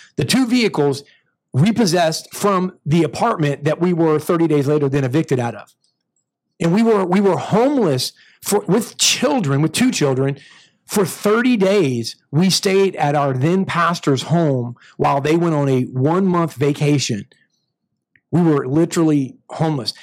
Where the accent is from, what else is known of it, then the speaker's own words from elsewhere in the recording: United States; I'm American to the bone